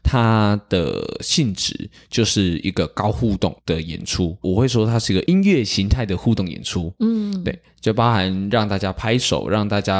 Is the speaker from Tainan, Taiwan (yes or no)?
yes; Tainan, Taiwan; 对，我是台南人